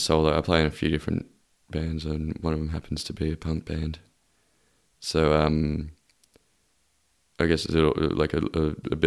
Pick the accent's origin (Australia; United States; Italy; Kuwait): Australia; Bendigo, Victoria; also born or lived in Kyabram, Victoria; I was born in Bendigo. I spent about 6 years growing up when I was a small child over near over at Kyabram near Shepparton. And it was a good little town to grow up in. But then, when I was sort of just before high school, we moved back to Bendigo